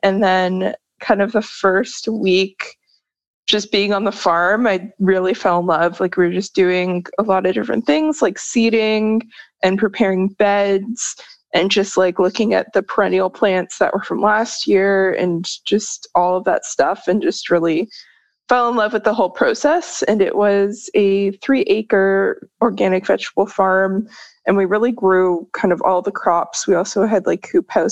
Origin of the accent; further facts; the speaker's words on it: Toronto, Ontario, Canada; I grew up in Toronto, Ontario, so pretty big city